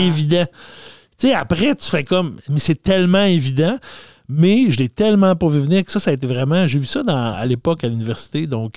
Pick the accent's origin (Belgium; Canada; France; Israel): Canada; Saguenay, Quebec; dans mon coin de pays, moi je viens du Saguenay, on avait le cinéparc Chicoutimi